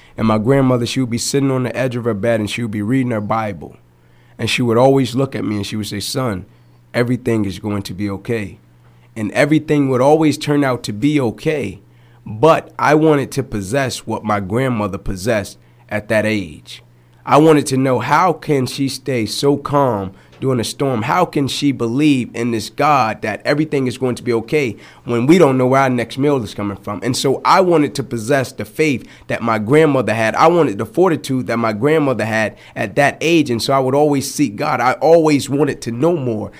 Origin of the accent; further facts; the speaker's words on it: Atlanta, Georgia, United States; I grew up in Atlanta. 125 Warren Street to be exact